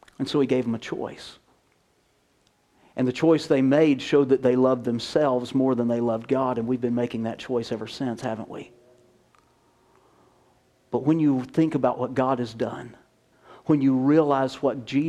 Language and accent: English; the South, United States; moved away as an adult; now in California, United States; growing up in the South